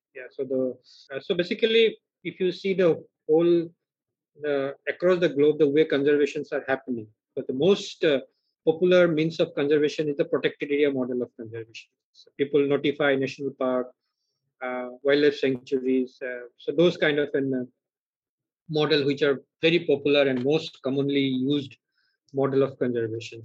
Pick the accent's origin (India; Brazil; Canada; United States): India; Arunachal Pradesh; also born or lived in Northeast India; My childhood I spent really in the wilderness in Arunachal Pradesh